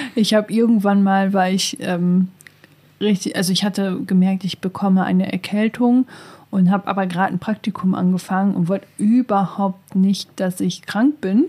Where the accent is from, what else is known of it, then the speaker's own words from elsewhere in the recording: Northern Germany, Germany; now in Hildesheim, Germany; Ich komme ja auch aus dem Norden